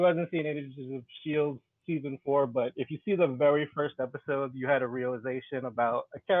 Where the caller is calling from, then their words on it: New York City, New York, United States; New York City.